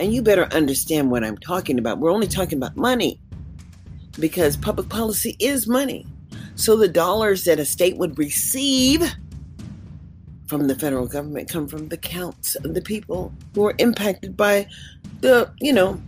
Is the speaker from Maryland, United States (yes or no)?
no; Columbus, Mississippi, United States; now in Nevada, United States; an American citizen, born in Mississippi. Columbus